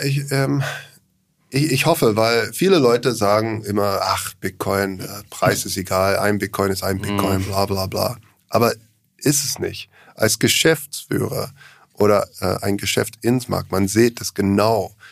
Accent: Australia; German is a second language; now in Germany; ich komme aus Australien ursprünglich

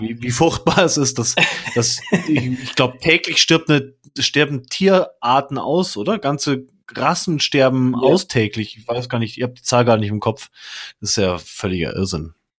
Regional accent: Munich, Bavaria, Germany; Ich bin zum Beispiel voll der Münchner und super Nymphenburger, also aus dem Viertel, aus dem ich komme

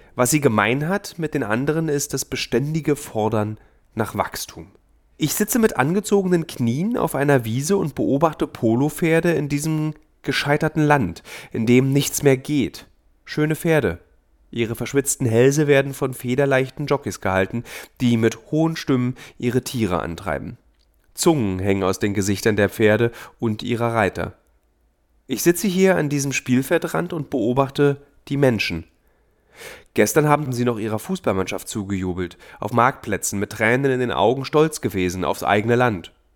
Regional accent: Berlin, Germany; Meine Heimatstadt Berlin

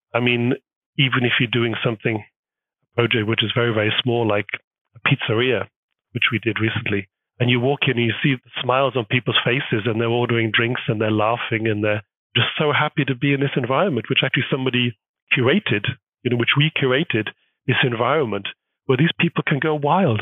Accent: United Kingdom; moved away as an adult; now in Hamburg, Germany; being British is actually really quite a strong identity. Well, up until the Brexit problematic, it was actually pretty good brand being from Great Britain.

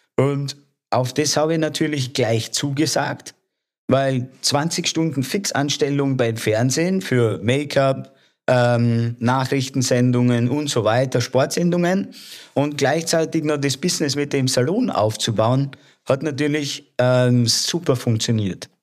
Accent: Lower Austria, Austria; moved away as an adult; also born or lived in Wiener Neustadt; now in Salzburg, Austria; ich bin gebürtiger Niederösterreicher und bin aufgewachsen 100 Kilometer südlich von Wien

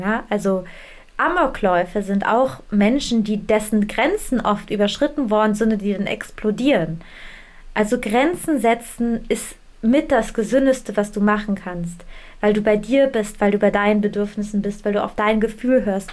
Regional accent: Germany; bei uns in Deutschland

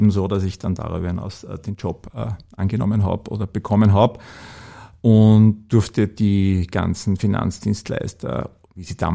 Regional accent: Upper Austria, Austria; weil ich als Oberösterreicher, wie gesagt, als gelernter Oberösterreicher halt immer ein bisschen plapper und gern plapper

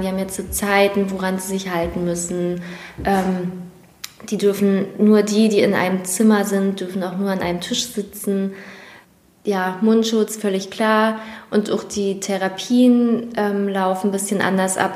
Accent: Prignitz, Brandenburg, Germany; ich nicht in Schwerin wohne und auch da nicht aufgewachsen bin, sondern dass meine Heimat und mein Zuhause nochmal eine Stunde weg ist. Aber ähm, dennoch, Mecklenburg und Prignitz liegen nicht weit voneinander entfernt

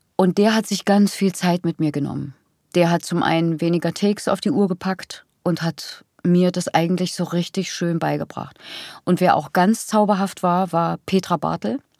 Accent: Thuringia, Germany; die spricht wie meine Heimat

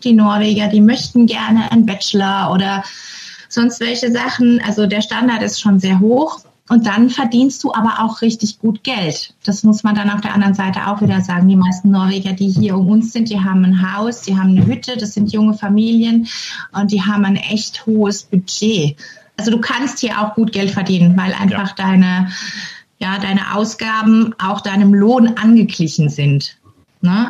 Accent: Germany; moved away as an adult; now in Norway; als Deutscher

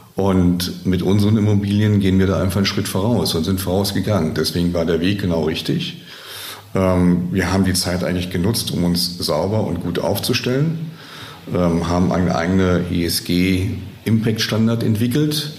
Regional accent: Germany; bei uns in Deutschland

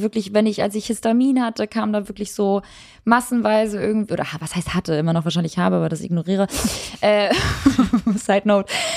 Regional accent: Northern Germany, Germany; Bei uns im Norden

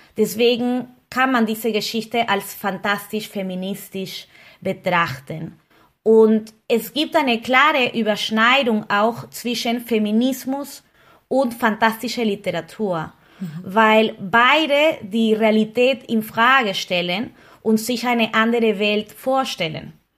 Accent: Peru; now in Berlin, Germany; ich komme aus Peru

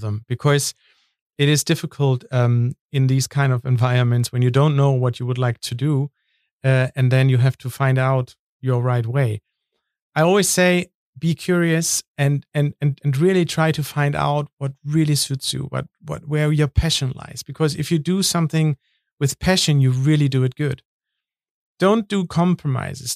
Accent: North Sea coast, Northern Germany, Germany; moved away; I'm from the North Sea in Germany

